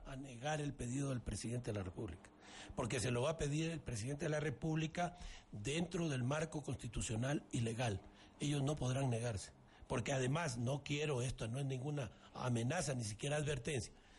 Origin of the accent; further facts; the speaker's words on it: Ecuador; Todos somos ecuatorianos